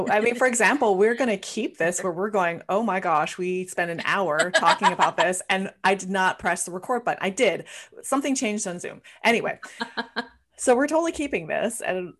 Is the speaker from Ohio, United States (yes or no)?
no; Hawaii, United States; accent: Hawaiian pidgin; I'm from Hawaii. So I use Hawaiian pidgin